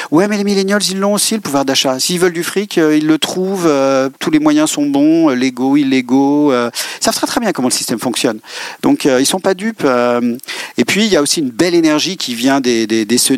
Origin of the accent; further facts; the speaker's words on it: Rennes, Brittany, France; Oui, je suis né à Rennes.